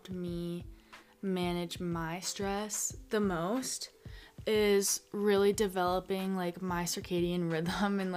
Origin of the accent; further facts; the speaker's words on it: Arizona, United States; growing up in Arizona my whole life